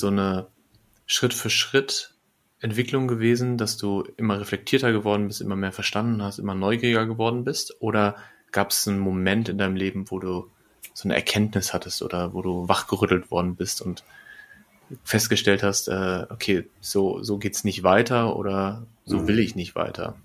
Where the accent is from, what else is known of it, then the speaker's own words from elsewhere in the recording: Lippstadt, North Rhine-Westphalia, Germany; also born or lived in Bielefeld; now in Berlin, Germany; in Bielefeld, wo ich lange war, ähm, oder in, in Lippstadt, wo ich geboren bin